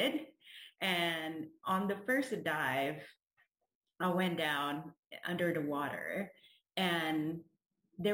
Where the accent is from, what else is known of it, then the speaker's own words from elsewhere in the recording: Jakarta, Indonesia; moved away as an adult; also born or lived in Rhode Island, United States; now in United States; I grew up in Jakarta. It's the capital city of Indonesia